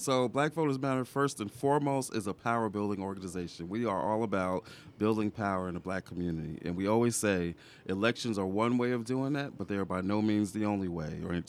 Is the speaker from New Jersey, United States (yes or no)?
no; New York, United States; moved away as an adult; also born or lived in the South; I'm originally from New York.